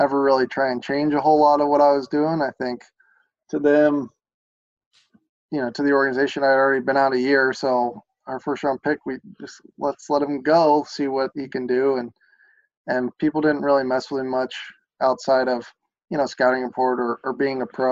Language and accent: English; Lexington, Kentucky, United States; I'm from Lexington and obviously played at Kentucky